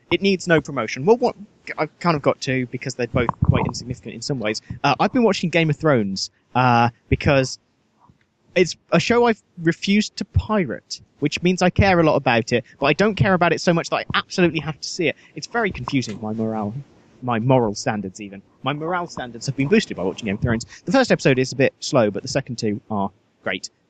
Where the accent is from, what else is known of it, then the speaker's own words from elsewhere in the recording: Nottingham, East Midlands, United Kingdom; born there; Well, no, it's pretty big in Nottingham. I was born in Nottingham.